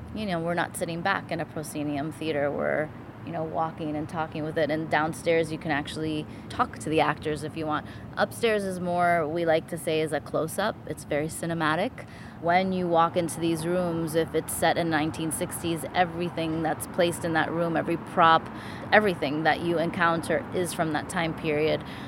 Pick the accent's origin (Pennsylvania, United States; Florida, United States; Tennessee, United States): Florida, United States; Miami; born and raised in Miami, like myself